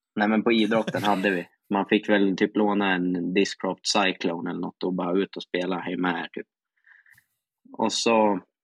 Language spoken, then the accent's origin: Swedish; Västernorrland County, Sweden; Västernorrland är ju mitt län då